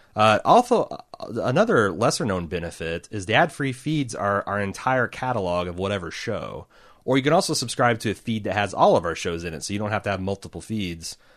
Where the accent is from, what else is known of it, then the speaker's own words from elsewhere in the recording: United States; I'm an American and th-, thus, uh, monolingual